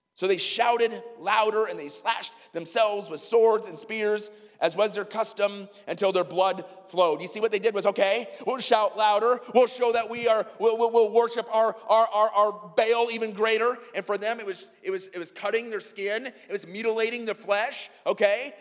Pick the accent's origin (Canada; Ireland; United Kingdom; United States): United States; Iowa; my hometown in iowa